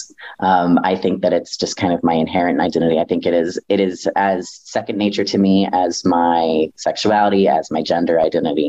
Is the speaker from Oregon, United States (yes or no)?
no; North Carolina, United States; now in Milwaukee, United States; I was raised in the deep South, y'all. I was raised in North Carolina in a very small town